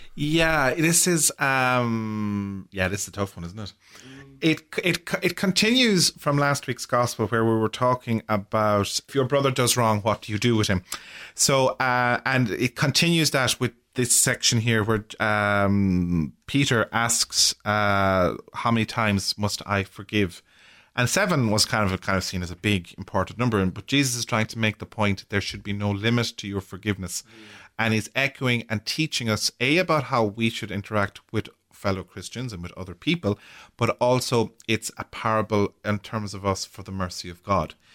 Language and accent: English; Ireland; as Irish people, and how we have, or how we deal with grief as, as a community in, in our culture